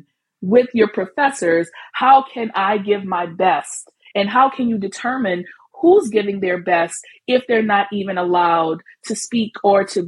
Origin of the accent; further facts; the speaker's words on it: New Orleans, Louisiana, United States; accent: Southern drawl; now in New York, United States; I'm from New Orleans